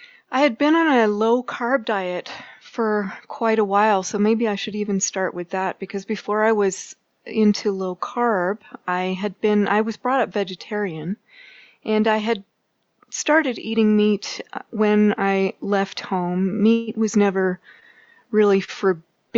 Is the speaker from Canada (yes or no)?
yes; Canada; moved away as an adult; now in Boulder, United States; As a Canadian